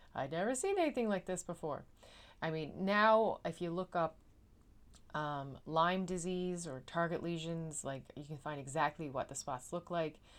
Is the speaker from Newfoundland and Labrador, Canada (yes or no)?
yes; Newfoundland and Labrador, Canada; now in Netherlands; am a Newfoundlander and Canadian, and I'm coming to you from a city just south of Amsterdam in the Netherlands